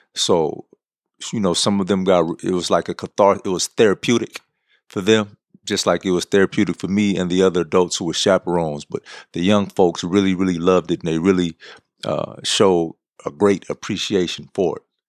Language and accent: English; San Francisco, California, United States; I was born and raised in San Francisco